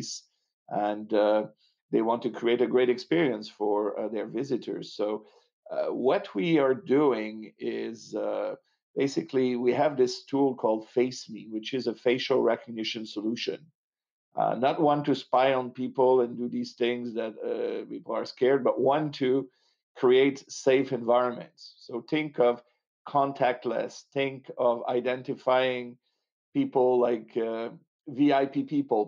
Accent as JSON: {"language": "English", "town": "Montreal", "region": "Quebec", "country": "Canada", "accent": "French", "moved": "yes", "lives_now": "Los Angeles, United States", "said": "I'm French Canadian. I'm originally from Montreal"}